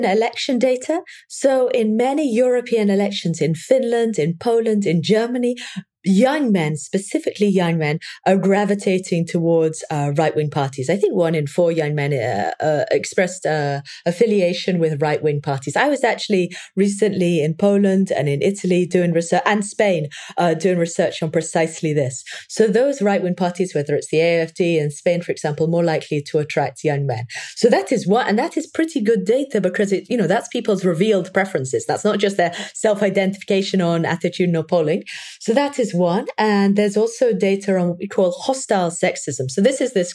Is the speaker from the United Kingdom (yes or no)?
yes; England, United Kingdom; I come from England